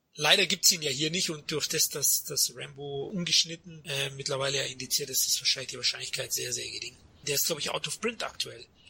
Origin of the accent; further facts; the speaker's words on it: Germany; ich als Deutscher